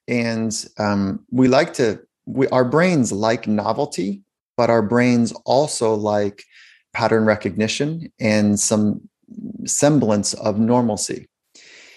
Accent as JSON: {"language": "English", "area": "South Bay, Los Angeles", "region": "California", "country": "United States", "tie": "born or raised there", "said": "I grew up in California"}